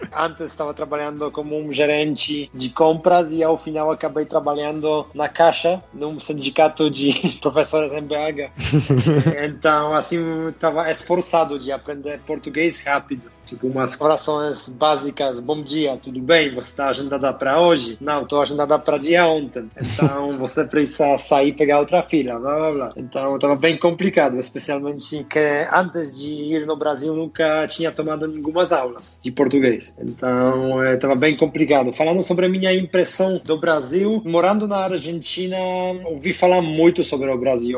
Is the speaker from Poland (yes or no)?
yes; Tychy, Silesian Voivodeship, Poland; Portuguese is a second language; moved away as an adult; also born or lived in Wrocław, Poland / Germany / India; now in Brazil; Então, eu sou do sul da Polônia, nasci em uma cidade Tychy, que está uma hora de viagem da Cracóvia. A maioria da minha vida passei morando na Polônia